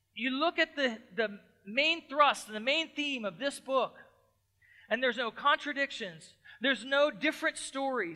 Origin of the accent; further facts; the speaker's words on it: Lancaster, Pennsylvania, United States; moved away; I grew up on the East Coast. I grew up close to Lancaster, Pennsylvania